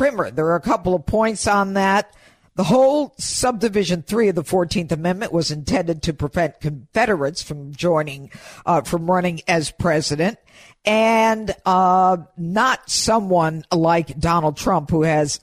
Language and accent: English; Elmira, New York, United States; I grew up in Elmira, New York. It's an upstate town